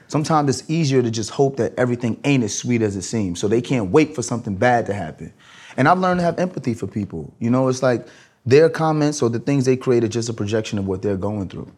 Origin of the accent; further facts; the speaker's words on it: New York City, New York, United States; I'm a kid from Brooklyn.